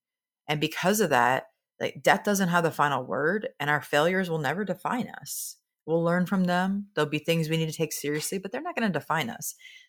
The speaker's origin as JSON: {"language": "English", "region": "Nebraska", "country": "United States", "said": "Again, I'm from Nebraska, so I speak in a lot of farm idioms. And in Nebraska, we talk about the bet the farm kind of risk."}